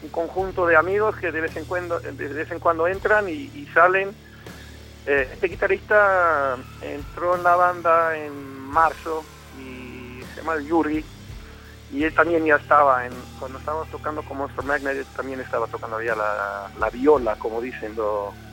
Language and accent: Spanish; Colombia; born there; yo me, crié parcialmente en mi juventud en, eh, América Latina, nací en Colombia y siempre en mi casa había latinos o sea, el, castellano me salía, siempre me ha salido mucho mejor y mucho más fácil que el inglés